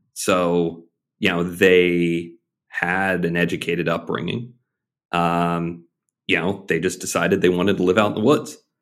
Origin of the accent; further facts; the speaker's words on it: Arkansas, United States; five-year-old growing up in Arkansas